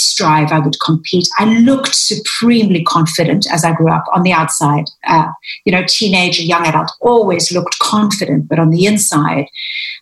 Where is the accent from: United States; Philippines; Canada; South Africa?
South Africa; now in London, United Kingdom; I grew up, in South Africa in a Greek family